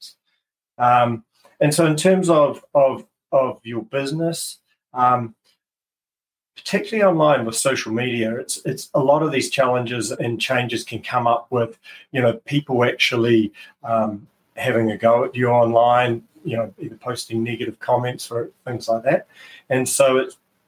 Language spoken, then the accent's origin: English; Christchurch, Canterbury, New Zealand; my hometown of Christchurch